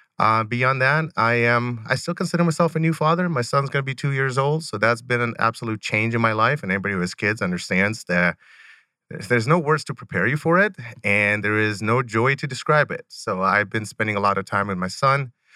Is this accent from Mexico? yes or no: no; Rostov, Rostov Oblast, Russia; born there; I was originally born in Rostov, Russi